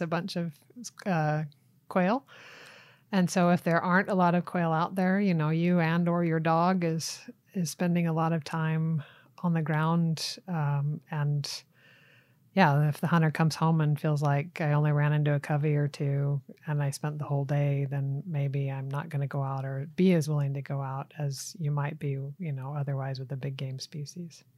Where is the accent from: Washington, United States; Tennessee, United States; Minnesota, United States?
Tennessee, United States; moved away as an adult; also born or lived in Florida / Utah / Sweden; now in Arizona, United States; I'm originally from Tennessee. But, uh, grew up in Florida and Tennessee primarily as a kid and a teenager